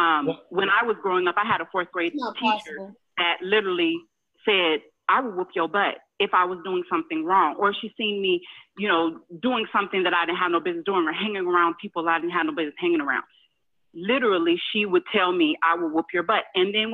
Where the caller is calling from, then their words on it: Houston, Texas, United States; I'm from Houston.